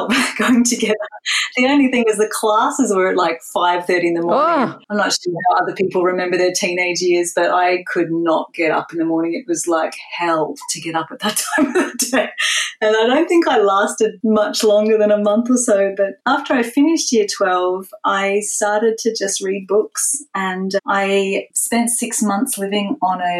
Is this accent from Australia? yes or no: yes; Kuranda, Queensland, Australia; I grew up in Coranda in Far North Queensland.